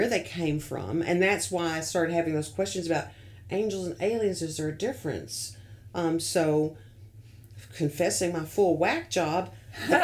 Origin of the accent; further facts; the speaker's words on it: the South, United States; being a Southerner